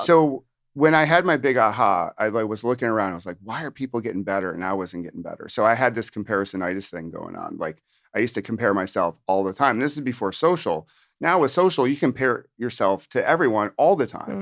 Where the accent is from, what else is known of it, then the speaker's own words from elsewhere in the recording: upstate New York, United States; also born or lived in Virginia / Washington, D.C.; now in New Jersey, United States; I'm from New Jersey, but actually from originally upstate New York